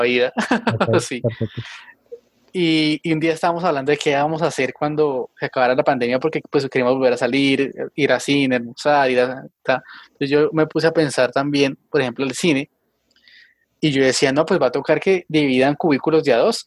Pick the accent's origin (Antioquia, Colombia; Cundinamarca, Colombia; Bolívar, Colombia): Cundinamarca, Colombia; Tabio; aquí en Tabio, en mi pueblo